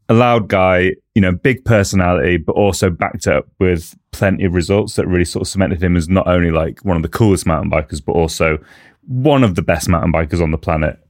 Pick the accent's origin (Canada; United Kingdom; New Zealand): United Kingdom; as a Brit, as someone who sort of grew up with mountain biking